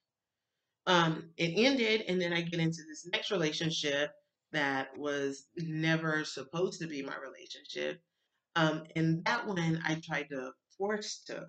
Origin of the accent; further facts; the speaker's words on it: Alabama, United States; I grew up in Baptist church in Alabama